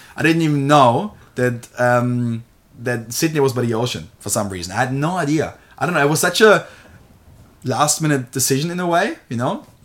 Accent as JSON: {"language": "English", "country": "Germany", "tie": "born or raised there", "moved": "yes", "lives_now": "Australia", "said": "I'm born and raised in Germany. So I haven't always lived here in Australia"}